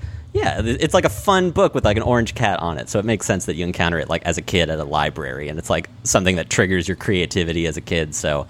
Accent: New York City, New York, United States; my hometown of Whitestone, Queens

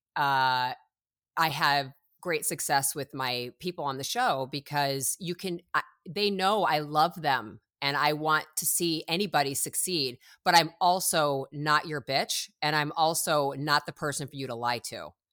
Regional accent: Chicago, Illinois, United States; moved away as an adult; now in Los Angeles, United States; originally I'm from Chicago. I moved when I was eighteen from Chicago to Los Angeles

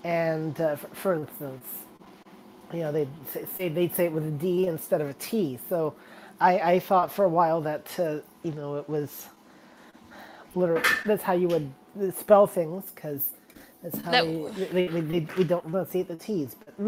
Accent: Mississippi, United States; born there; also born or lived in England; I lived in England for the first 4 years of my life. And even though I was born in Mississippi, but I was only there for like 9 weeks, so it barely counts.

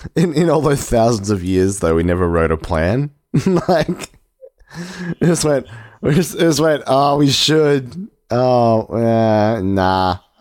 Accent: Australia; we're Australian

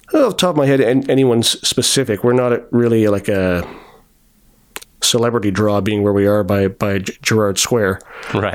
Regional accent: Toronto, Ontario, Canada; I grew up in Scarborough there were chain restaurants all over the, all over the place

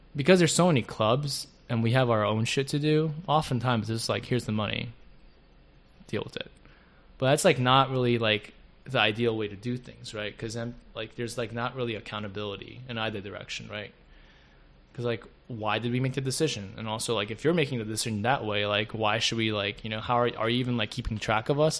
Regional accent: South Korea; now in United States; the closest male figure that I had when I was growing up in Korea. And even when like I would visit him from the states

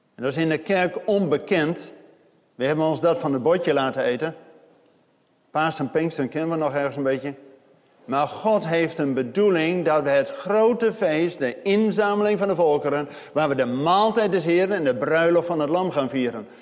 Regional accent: Zwolle, Overijssel, Netherlands; bij ons in eh, Zwolle, waar ik vandaan kom

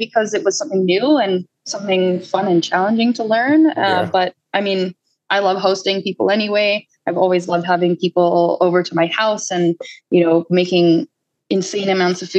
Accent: Lower Mainland, British Columbia, Canada; also born or lived in Calgary, Alberta / Vancouver Island, British Columbia; I was born in Calgary. And then when I was about 7, I moved to BC and I've lived all over basically the lower mainland.

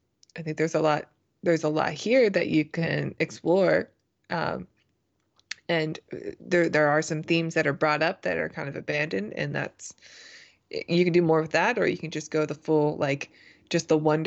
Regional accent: British Columbia, Canada; now in United States; I used to tell people when I first moved to the US that I was from British Columbia.

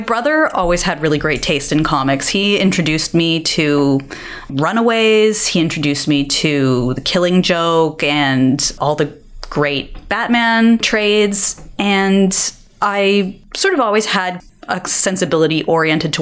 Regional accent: Toronto, Ontario, Canada; I was born and raised in Toronto

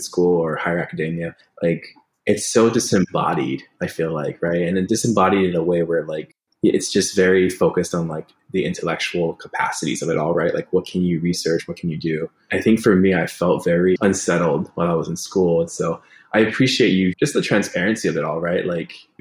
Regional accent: Hawaii, United States; growing up in Hawaii, right, a colony of the United States

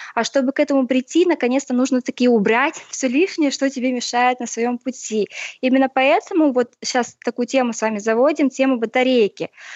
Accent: Chelyabinsk, Chelyabinsk Oblast, Russia; родом из Челябинска с Урала

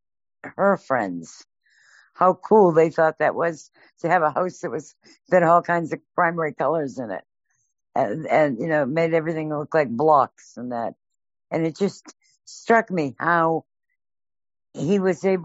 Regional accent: Boston, Massachusetts, United States; I'm from the opposite side of the country. I was from Boston

